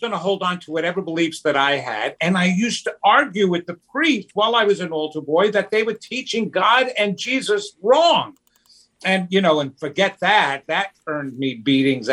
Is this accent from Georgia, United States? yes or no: no; New York, United States; I'm Italian. I'm from New York